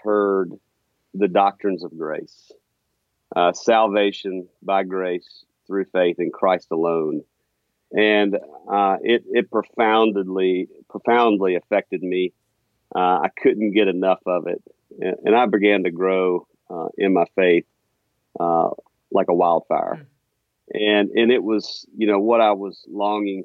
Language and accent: English; Meridian, Mississippi, United States; moved away as an adult; also born or lived in Jackson, Mississippi / Ridgeland, Mississippi; now in Huntsville, United States; I was born and raised in Meridian, Mississippi